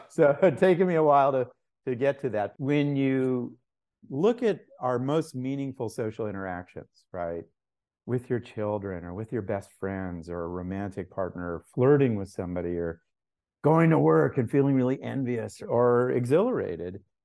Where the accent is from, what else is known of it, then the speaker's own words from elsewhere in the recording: Los Angeles, California, United States; also born or lived in Mexico; I was born in Mexico. I grew up as you say, in Laurel Canyon in the late sixties